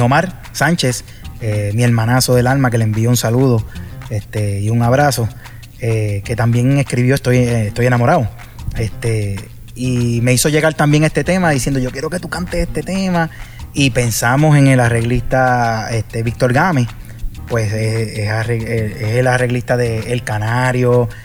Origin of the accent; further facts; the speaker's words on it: Puerto Rico; yo vengo de Puerto Rico, de, la isla y, aquí está este boricua en, un sitio tropical